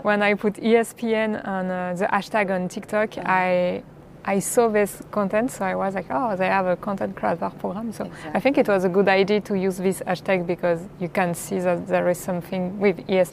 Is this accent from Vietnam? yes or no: no; France; accent: French; English is a second language; As you can hear from my accent, I'm French.